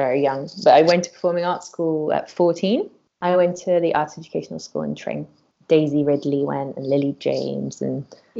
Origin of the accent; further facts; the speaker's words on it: Curaçao; So I'm actually from a Dutch island in the Caribbean called Curaçao, which is really far away. My mum's from there too. I was born there, and my family from my mum's side has been there for about 300 years.